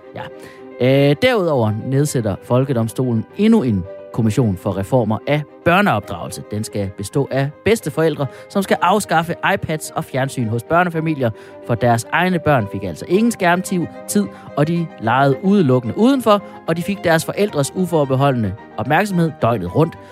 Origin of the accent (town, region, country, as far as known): Denmark